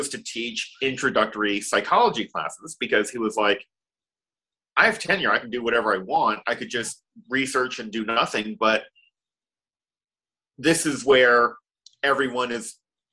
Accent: Dallas, Texas, United States; also born or lived in Austin, Texas; We grew up in Dallas, Texas. We were born in Dallas

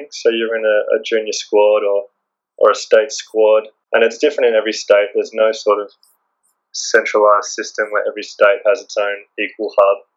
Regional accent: Queensland, Australia; So I grew up in Queensland

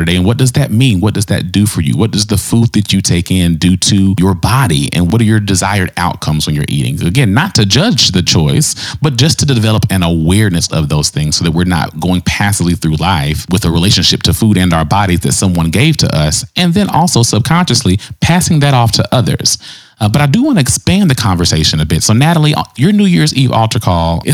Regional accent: the South, United States; I was raised in the South

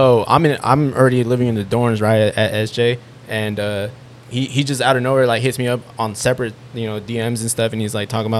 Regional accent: Seaside, California, United States; moved away as an adult; also born or lived in San Jose; I'm from Seaside.

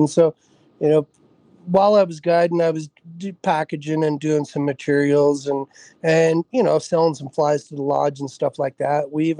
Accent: Idaho Falls, Idaho, United States; moved away as an adult; now in Pocatello, United States; I grew up in Idaho Falls, which is basically just downstream of the confluence of the Henry's Fork and the South Fork of the Snake in Idaho Falls. And I lived there and started fishing

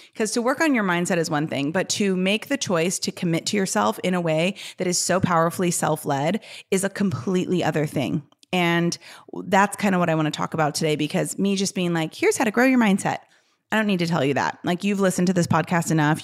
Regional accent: Chicago, Illinois, United States; I'm from Chicago.

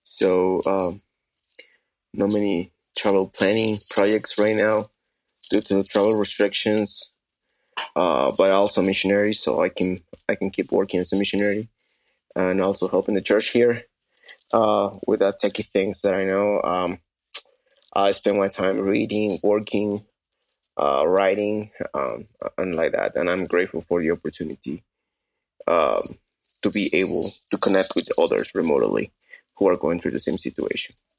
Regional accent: Peru; I am from Peru, uh, and I'm in Cusco.

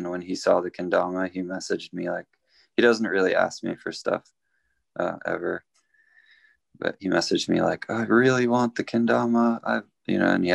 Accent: Norway; now in Southern California, United States; I was born in Norway

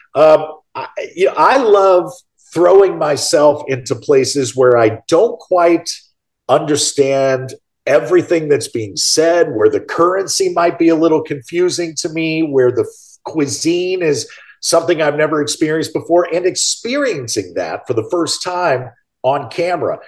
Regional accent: St. Louis, Missouri, United States; moved away; my hometown of St. Louis.

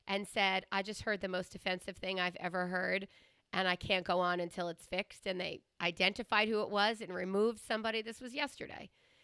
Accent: Long Island, New York, United States; born or raised there; also born or lived in Queens, New York

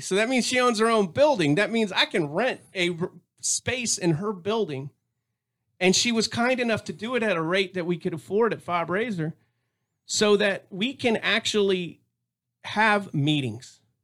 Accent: Tampa, Florida, United States; now in Texas, United States; I was born and raised out there in the Tampa area.

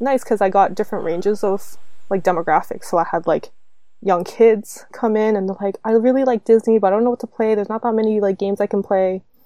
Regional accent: Canada; I'm Canadian

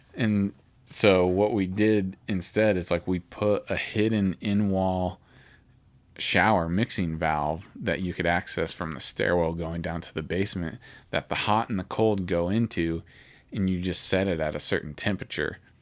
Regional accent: Alma, Kansas, United States; also born or lived in Topeka; I guess the hospital was in Topeka that I was born in, but then I lived in Alma

